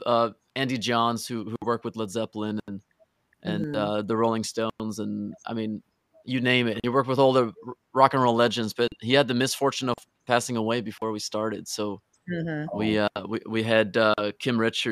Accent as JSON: {"language": "English", "country": "Norway", "said": "I'm from Norway"}